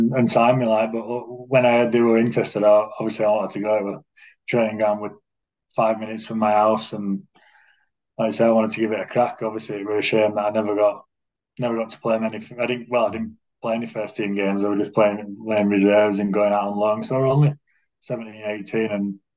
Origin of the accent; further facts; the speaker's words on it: Huddersfield, Yorkshire and the Humber, United Kingdom; I'm from Huddersfield as well